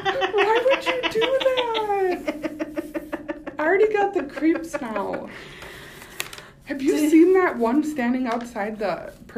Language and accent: English; Coon Rapids, Minnesota, United States; I grew up in Coon Rapids.